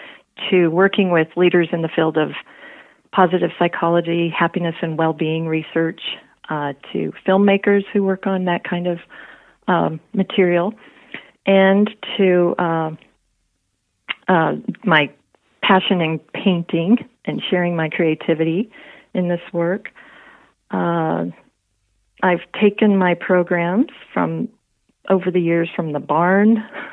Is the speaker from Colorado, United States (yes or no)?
yes; Colorado, United States; born there; also born or lived in Texas / New York; I am a Kala Texan Yorker. I was born in Colorado, spent many years in Texas, and many years in New York State, where I currently live and love.